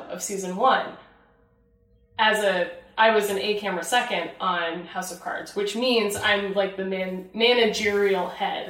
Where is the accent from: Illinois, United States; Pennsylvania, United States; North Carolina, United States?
Illinois, United States; the town that I grew up in Illinois.